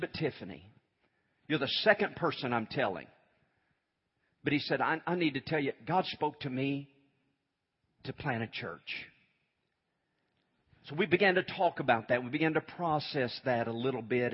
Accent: Moore, Oklahoma, United States; I was raised in Moore, graduated high school over there.

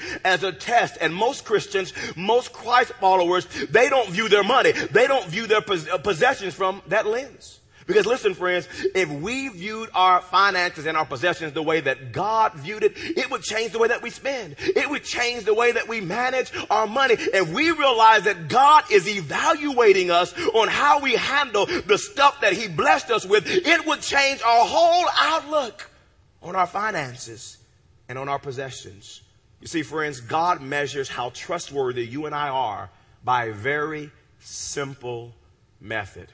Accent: United States; I'm a country boy. I'm from Ewoka.

